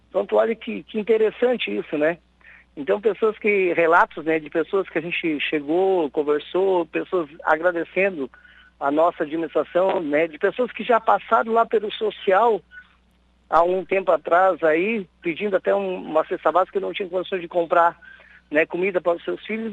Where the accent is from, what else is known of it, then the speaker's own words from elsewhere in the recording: Balneário Gaivota, Santa Catarina, Brazil; aqui da minha terra, da minha cidade aqui de Balneário Gaivota.